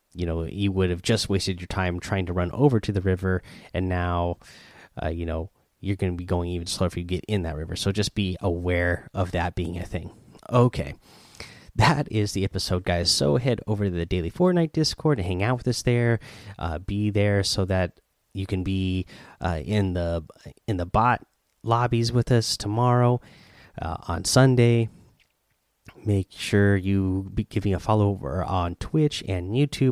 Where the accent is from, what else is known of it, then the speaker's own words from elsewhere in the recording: near Eugene, Oregon, United States; now in Seattle, United States; I live in Seattle, but I grew up in Oregon, not too far from Eugene.